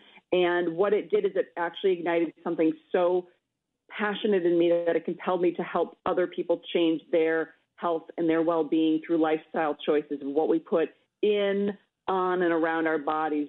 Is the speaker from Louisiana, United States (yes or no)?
no; Minnesota, United States; I'm a Minnesotan